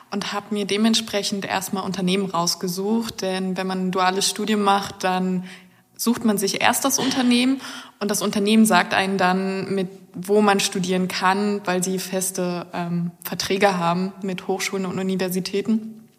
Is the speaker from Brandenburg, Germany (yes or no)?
yes; Brandenburg, Germany; Ich komme aus einem winzigen Dorf im Nordosten Brandenburgs.